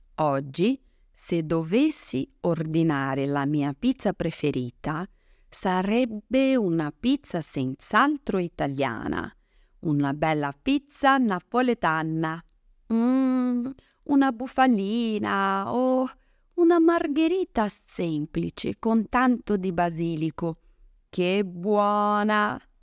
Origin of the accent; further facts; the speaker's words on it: Brazil; Italian is a second language; now in Italy; come brasiliana